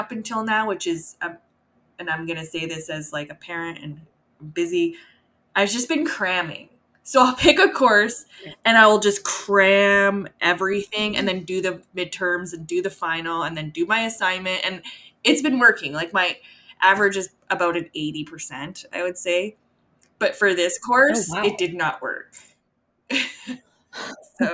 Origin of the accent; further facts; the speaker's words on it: Edmonton, Alberta, Canada; I grew up in Edmonton